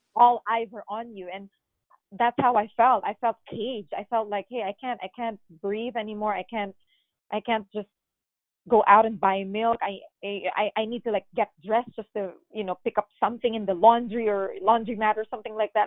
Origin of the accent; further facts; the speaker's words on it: Philippines; moved away as an adult; now in United States; I am born and raised in the Philippines